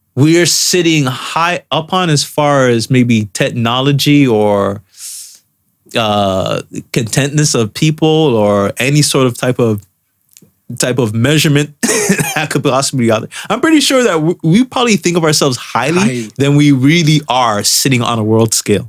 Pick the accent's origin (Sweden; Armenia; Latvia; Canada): Canada; us as Canadian citizens